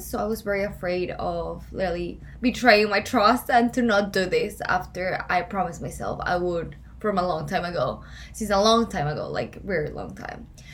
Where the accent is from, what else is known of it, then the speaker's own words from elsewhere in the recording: Ecuador; English is a second language; moved away as an adult; now in Boca Raton, United States; why I'm here in Boca Raton if I'm from Ecuador